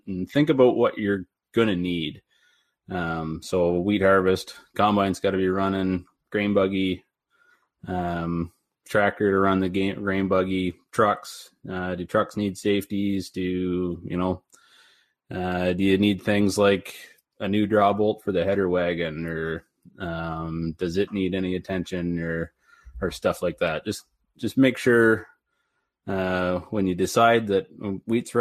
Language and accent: English; Bowmanville, Ontario, Canada; I was born and raised in Bowmanville, Ontario, on a dairy farm